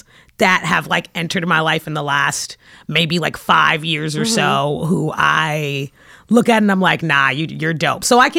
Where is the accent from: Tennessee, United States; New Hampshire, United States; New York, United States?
New York, United States; New York City; I'm from Brooklyn